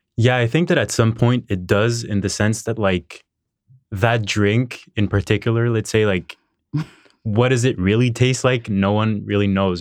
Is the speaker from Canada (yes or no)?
yes; Montreal, Quebec, Canada; I was born in Montreal, um, raised here.